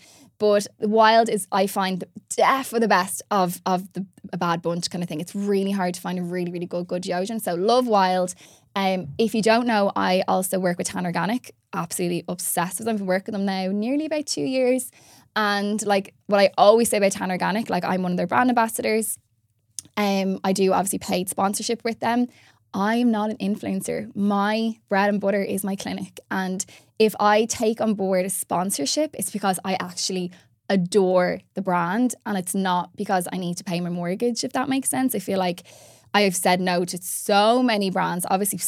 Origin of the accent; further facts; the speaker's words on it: Ireland; Like, especially as Irish gals, we love our glam.